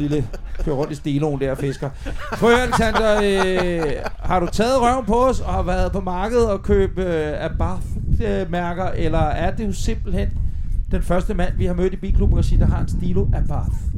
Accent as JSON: {"language": "Danish", "town": "Middelfart", "region": "Southern Denmark", "country": "Denmark", "said": "kommer fra Middelfart"}